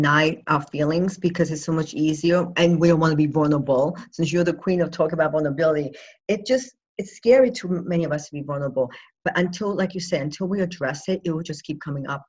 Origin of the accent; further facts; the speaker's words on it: New York, United States; moved away; I'm originally a New Yorker